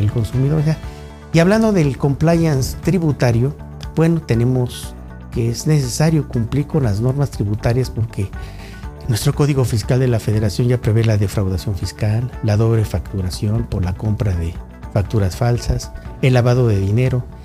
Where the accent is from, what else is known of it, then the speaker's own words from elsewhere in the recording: Mexico; como mexicano y como estudioso del derecho tributario